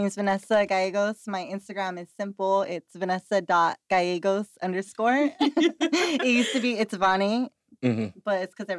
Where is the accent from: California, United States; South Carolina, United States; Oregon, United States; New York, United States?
California, United States; Whittier; I'm from Whittier.